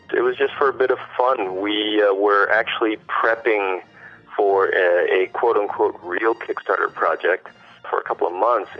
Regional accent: United States; now in Shanghai, China; we're living in Shanghai, but I'm American

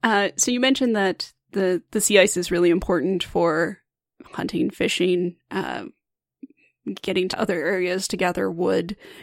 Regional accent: Alberta, Canada; I'm from Alberta. I am very landlocked

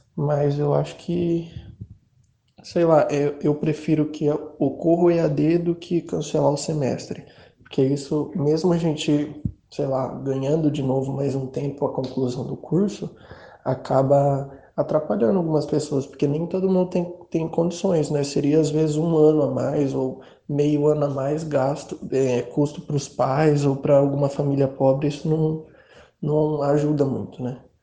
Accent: Mato Grosso do Sul, Brazil; eu sou do Mato Grosso do Sul e eu é, sou de uma cidade não muito grande até, é, a internet aqui tende a ser muito ruim

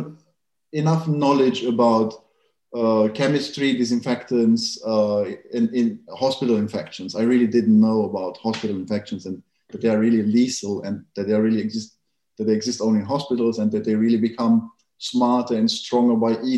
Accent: Germany; I grew up in Germany

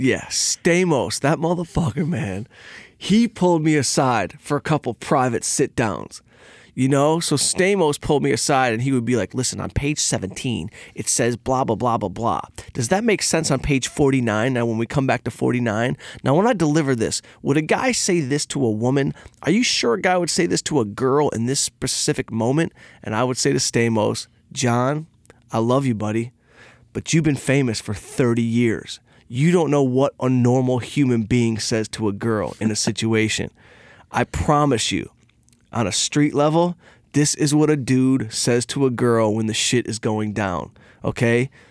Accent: Detroit, Michigan, United States; I'm from Detroit. I grew up on a scrap truck.

